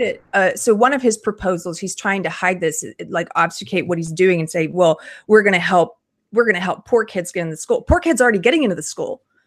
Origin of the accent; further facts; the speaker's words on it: South Carolina, United States; I'm from South Carolina.